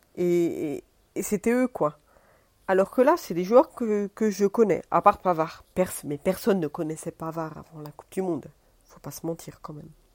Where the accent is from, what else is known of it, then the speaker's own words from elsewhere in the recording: France; also born or lived in Italy (ancestry); now in Rome, Italy; je suis d'origine italienne. Je suis née en France